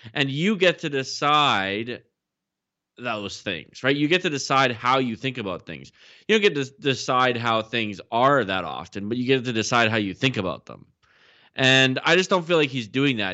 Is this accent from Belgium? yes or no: no; the Midwest of Canada, the Prairies, Canada; I feel like I'm kind of from the Midwest of Canada, maybe the the West West